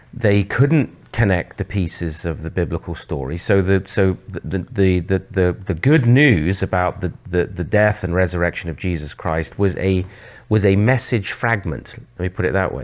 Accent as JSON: {"language": "English", "region": "England", "country": "United Kingdom", "also_born_or_lived": "Oxford / Southwest London", "moved": "as an adult", "lives_now": "Canada", "said": "I'm actually from England originally"}